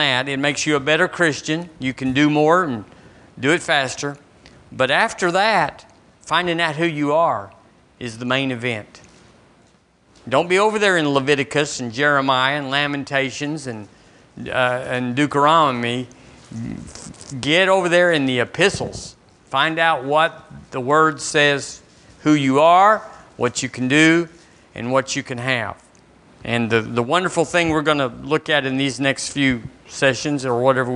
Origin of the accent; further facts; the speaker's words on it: Seagraves, Texas, United States; now in Tuscaloosa, United States; The church I was raised in Seagraves